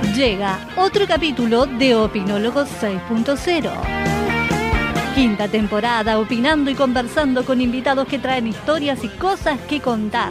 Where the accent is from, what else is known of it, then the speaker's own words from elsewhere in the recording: Argentina; also born or lived in Spain; Viví acá desde los tres años hasta hoy